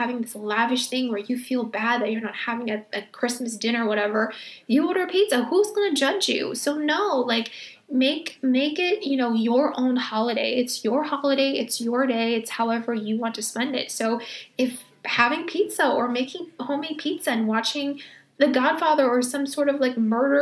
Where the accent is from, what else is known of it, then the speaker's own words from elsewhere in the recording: California, United States; moved away as an adult; now in New York, United States; I was born and raised in California